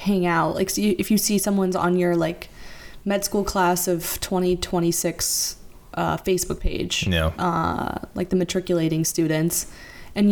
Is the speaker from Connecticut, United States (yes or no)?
no; South Florida, United States; moved away as an adult; now in New York City, United States; We are from Florida, went to college in Florida